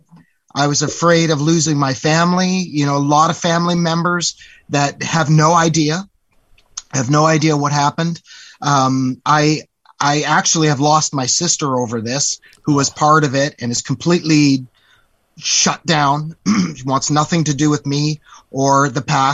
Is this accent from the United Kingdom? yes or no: no; Canada; now in Palm Springs, United States; as a Canadian